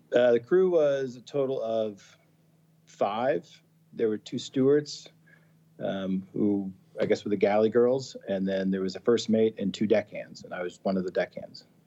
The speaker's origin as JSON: {"language": "English", "region": "Massachusetts", "country": "United States", "tie": "born or raised there", "also_born_or_lived": "Colorado", "moved": "as an adult", "said": "I grew up in Massachusetts"}